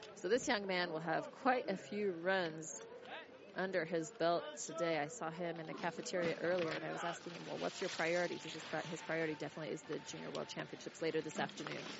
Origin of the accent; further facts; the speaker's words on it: United States; I can be a nice American